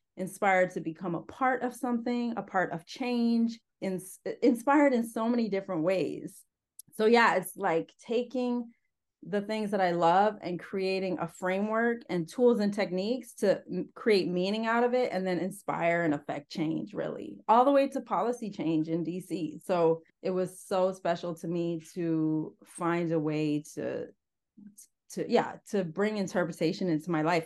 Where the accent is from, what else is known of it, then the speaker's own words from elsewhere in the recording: Northern Ontario, Canada; I was born and raised in Northern Ontario, Canada, on a farm